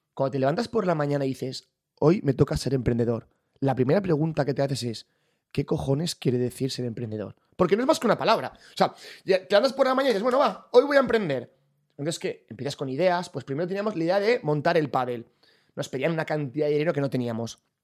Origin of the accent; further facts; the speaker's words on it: Valencia, Valencian Community, Spain; moved away as an adult; also born or lived in Sydney, Australia; soy de Valencia